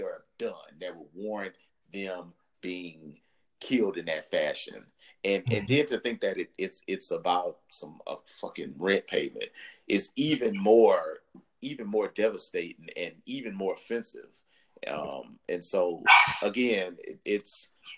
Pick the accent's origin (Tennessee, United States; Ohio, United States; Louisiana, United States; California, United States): Louisiana, United States; Baton Rouge; I'm from Baton Rouge